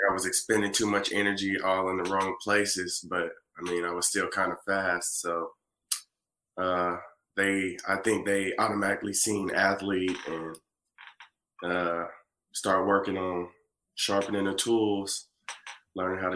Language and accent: English; Muskogee, Oklahoma, United States; I'm from Muskogee, a little town in Oklahoma